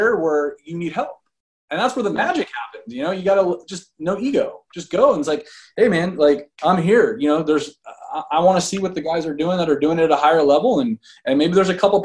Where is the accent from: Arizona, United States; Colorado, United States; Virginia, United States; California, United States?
California, United States; Fresno; I'm born and raised in Fresno, California